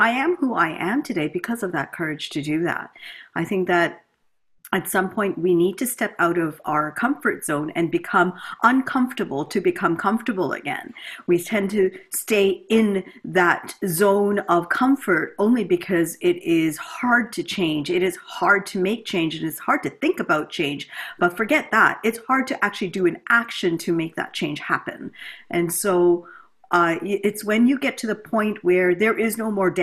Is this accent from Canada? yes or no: yes; Canada; also born or lived in India / United States; we migrated here to Canada. Grew up in a typical middle upper class sort